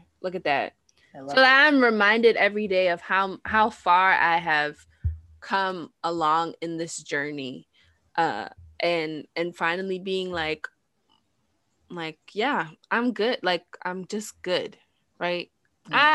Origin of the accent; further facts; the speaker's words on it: New York, United States; growing up in New York